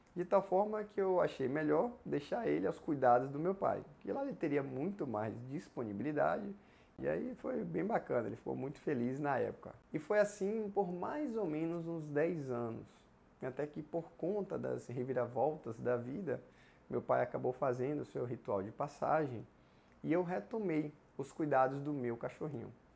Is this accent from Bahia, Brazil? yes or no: yes; Ibicaraí, Bahia, Brazil; moved away as an adult; also born or lived in Vitória da Conquista; a minha cidade natal era outra, era Ibicaraí